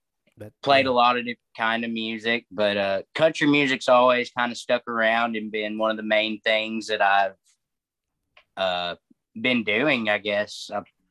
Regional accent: Chattanooga, Tennessee, United States; I'm originally from Chattanooga, Tennessee, currently residing as well. Grew up here and went to school here.

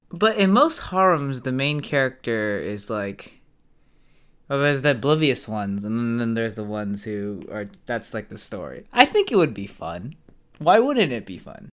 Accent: United States; I'm, obviously, I'm American

